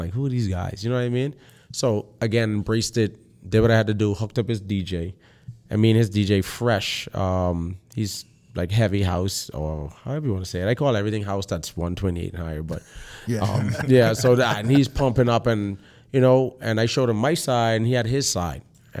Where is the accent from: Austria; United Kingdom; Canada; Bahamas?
Bahamas; It's like, Bahamian? They're like, what's that? I'm like, oh, I'm from the Bahamas.